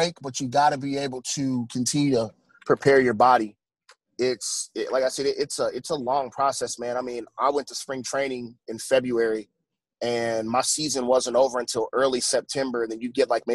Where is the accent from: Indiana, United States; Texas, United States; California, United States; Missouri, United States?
Indiana, United States; Indianapolis; I'm actually originally from Indianapolis, Indiana.